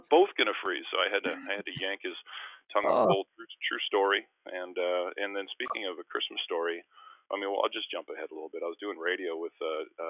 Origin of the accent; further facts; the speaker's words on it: Winnipeg, Manitoba, Canada; moved away; in Winnipeg in my hometown